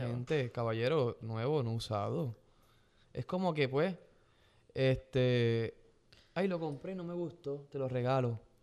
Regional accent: Gurabo, Puerto Rico; mi pueblo en Gurabo, en Puerto Rico

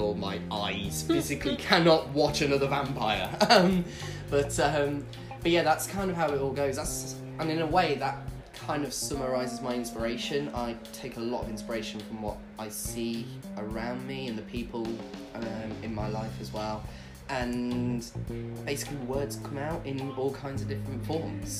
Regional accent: Leicester, East Midlands, United Kingdom; moved away as an adult; now in Worcester, United Kingdom; I'm originally from Leicester, and moved down to Worcester in 2017

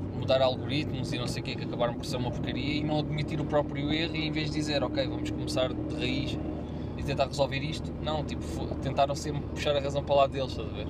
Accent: Lisbon, Portugal; eu sou de Lisboa, ia para a Leiria de duas em duas semanas

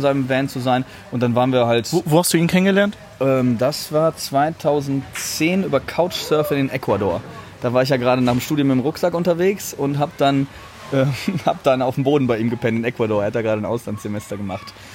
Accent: Germany; soy de Alemania. Ich bin aus Deutschland

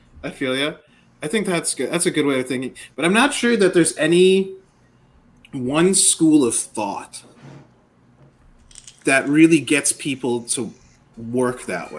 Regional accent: Michigan, United States; born there; I was born in Northern Michigan on the 4th of July.

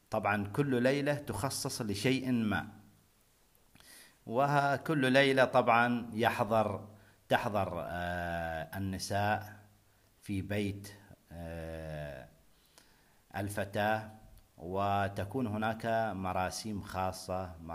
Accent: Oman; حفل الزواج عندنا في عمان

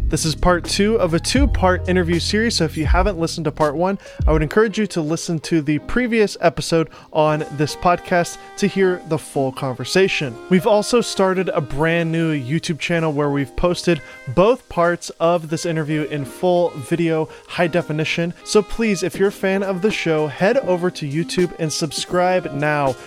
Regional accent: Nashville, Tennessee, United States; moved away; I am from Nashville originally

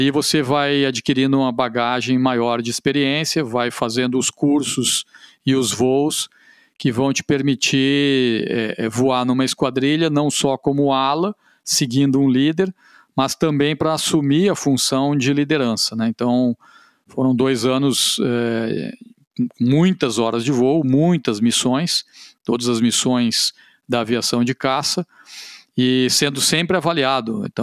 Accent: São Paulo, Brazil; Eu sou paulista, aí aqui no Rio Grande do Sul, é, ficar mais próximo da família.

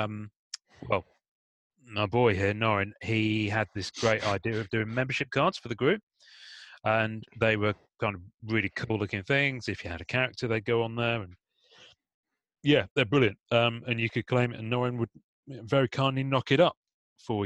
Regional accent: England, United Kingdom; I'm just English

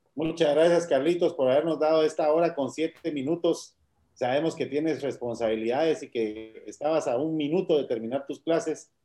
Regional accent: Guatemala; tenemos que explorar como guatemaltecos

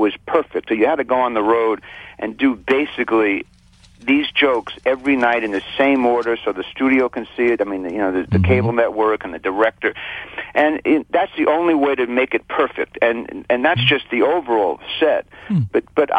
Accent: New York, United States; when I was growing up in New York

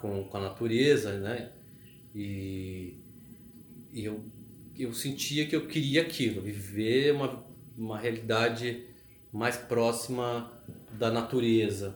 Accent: São Paulo, Brazil; moved away as an adult; now in Florianópolis, Brazil; foi eu que saí de São Paulo, né? Eu quis fugir de São Paulo. É, assim que eu me formei, que eu tive chance, eu quis sair de São Paulo

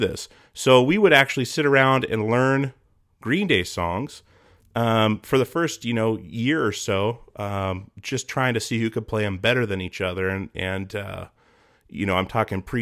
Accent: Petersburg, Alaska, United States; I grew up in Alaska, you know, you know, 80s and 90s.

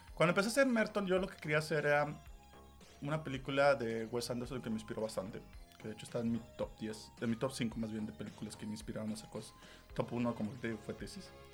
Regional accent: Monterrey, Nuevo León, Mexico; Yo como persona que nací en esta ciudad o esta tierra, no pertenezco.

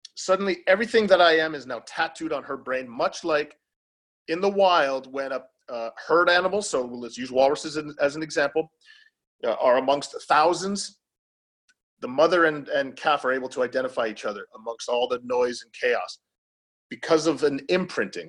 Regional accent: Welland, Ontario, Canada; also born or lived in Niagara Falls, Ontario; I'm from a small uh, southern Ontario city called Welland in Canada

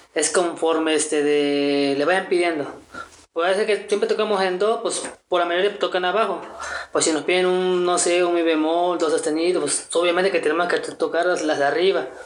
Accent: Veracruz, Mexico; now in Cholula, Mexico; soy originario de Veracruz, del mero puerto

